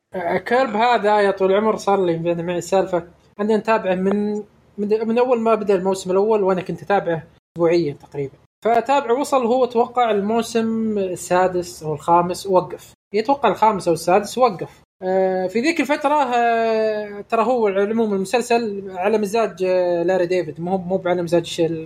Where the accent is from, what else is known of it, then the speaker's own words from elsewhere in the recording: Saudi Arabia; احنا من السعوديه